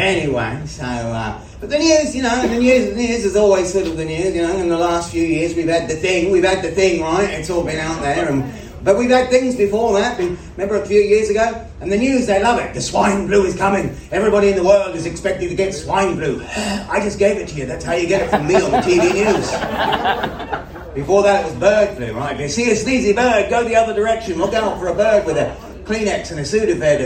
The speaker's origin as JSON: {"language": "English", "country": "Australia", "also_born_or_lived": "United States", "moved": "yes", "said": "I'm originally from Australia"}